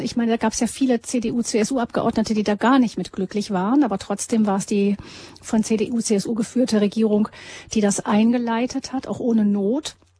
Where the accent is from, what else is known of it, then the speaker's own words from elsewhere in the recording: Germany; wir Deutsche